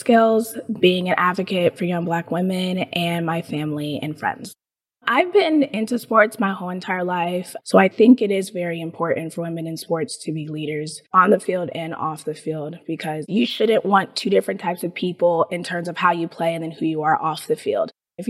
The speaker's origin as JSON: {"language": "English", "town": "Tampa", "region": "Florida", "country": "United States", "said": "I am from Tampa, Florida. I am 24 years old."}